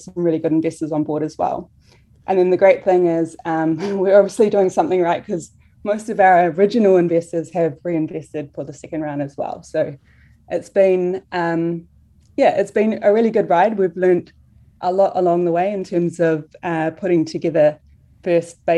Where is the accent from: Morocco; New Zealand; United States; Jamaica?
New Zealand; we're from New Zealand.